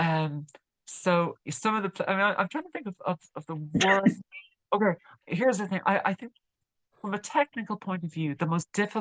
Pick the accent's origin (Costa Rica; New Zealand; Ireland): Ireland; I'm Irish, obviously, and I'm based in Ireland for now at least